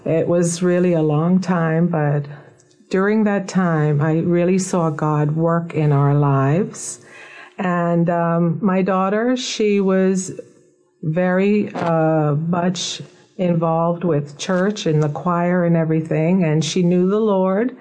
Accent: Nassau, New Providence, Bahamas; I was born in Nassau, Bahamas, and I was raised here from birth

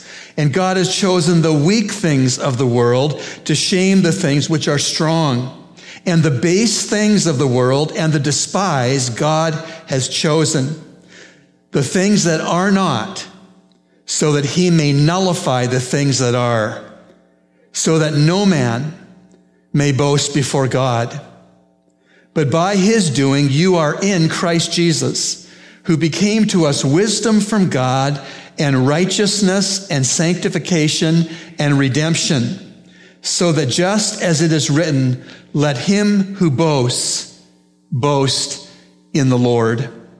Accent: Canada; I'm from Canada, as many of you know, the land of lakes and forests

